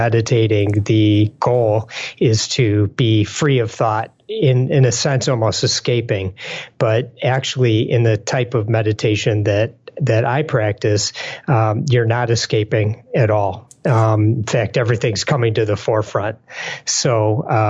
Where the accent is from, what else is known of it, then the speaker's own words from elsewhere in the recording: Detroit, Michigan, United States; I'm from Detroit